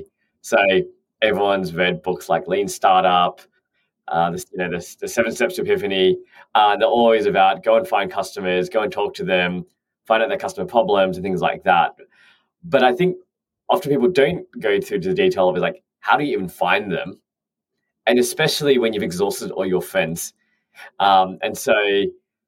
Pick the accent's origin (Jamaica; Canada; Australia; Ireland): Australia; moved away as an adult; now in London, United Kingdom; I'm an Australian who's moved over to London.